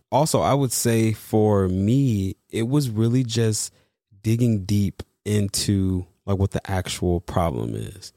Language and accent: English; East Coast, New York, United States; moved away as an adult; also born or lived in Los Angeles; I'm from the East Coast